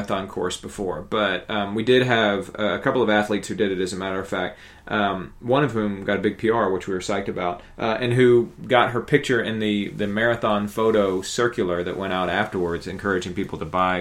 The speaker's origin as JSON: {"language": "English", "town": "Marietta", "region": "Georgia", "country": "United States", "said": "I'm from Marietta"}